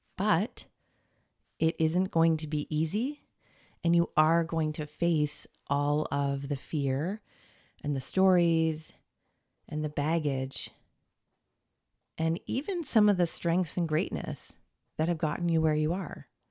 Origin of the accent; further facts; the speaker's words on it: Portland, Oregon, United States; also born or lived in Toronto, Canada; now in California, United States; I was born on the West Coast in Portland